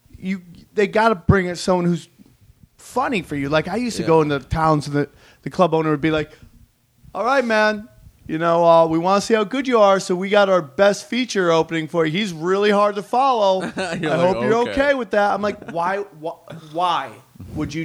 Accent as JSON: {"language": "English", "town": "Cortland", "region": "New York", "country": "United States", "tie": "born or raised there", "said": "my hometown of Cortland"}